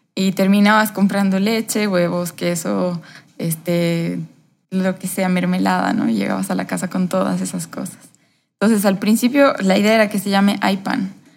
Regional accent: Cochabamba, Bolivia; yo me he criado aquí en Cochabamba, soy boliviana, mis papás también, eh, he vivido prácticamente acá mis 34 años

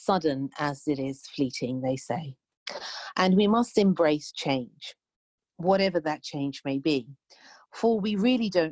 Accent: United Kingdom; I'm British

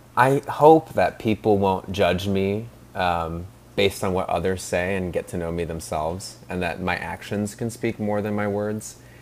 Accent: Seattle, Washington, United States; also born or lived in New York; I was born in Seattle and grew up here

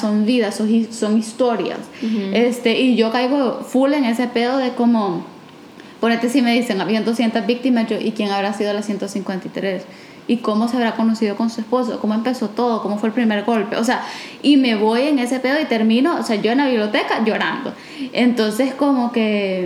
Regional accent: El Salvador

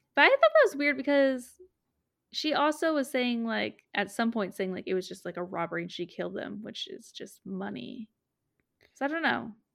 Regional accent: Redding, California, United States; I'm from Reading

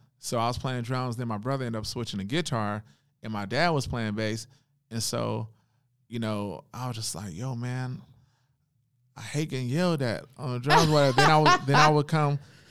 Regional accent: Oakland, California, United States; Born and raised in Oakland on Seminary Avenue.

